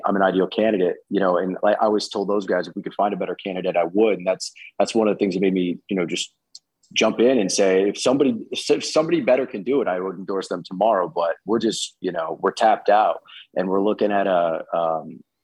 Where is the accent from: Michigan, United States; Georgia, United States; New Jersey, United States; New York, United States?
New York, United States; born or raised there